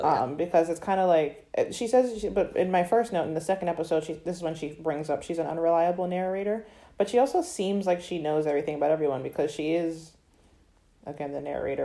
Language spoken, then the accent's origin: English; Florida, United States; I'm very proud to be from Florida